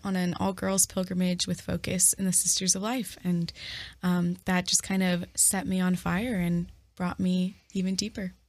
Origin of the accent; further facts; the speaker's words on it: Dallas, Texas, United States; moved away as an adult; now in Toledo, United States; I'm originally from Dallas, Texas. I'm a Texas girl, born and raised, and this is my first time living outside